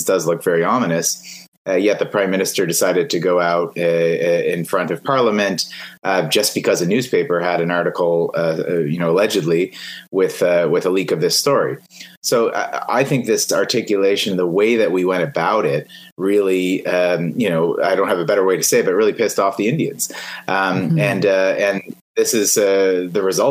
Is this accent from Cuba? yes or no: no; Canada